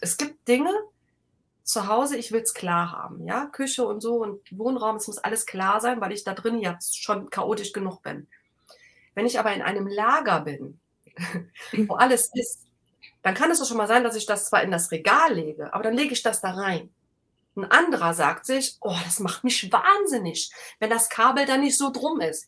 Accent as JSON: {"language": "German", "region": "Rhineland", "country": "Germany", "said": "ich bin halt ein Rheinländer"}